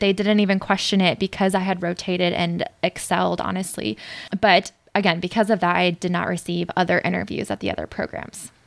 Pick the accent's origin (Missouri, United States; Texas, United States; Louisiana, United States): Missouri, United States; St. Louis; moved away as an adult; also born or lived in Joplin, Missouri; now in New York, United States; I grew up in St. Louis, but I went to medical school in Joplin, Missouri